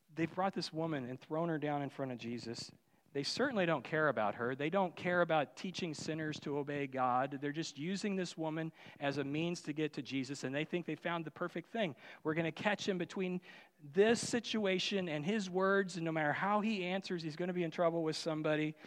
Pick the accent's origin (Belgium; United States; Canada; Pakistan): United States; Union, Missouri; I grew up in Union, Missouri